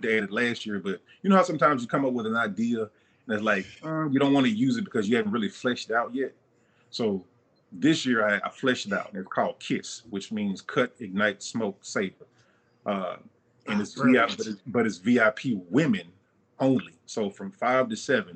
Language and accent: English; Mobile, Alabama, United States; now in Charlotte, United States; I'm from Mobile, Alabama